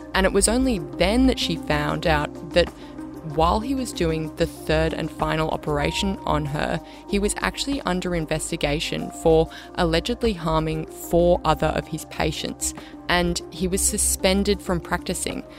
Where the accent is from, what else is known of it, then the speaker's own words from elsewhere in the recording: Australia; as the Australian public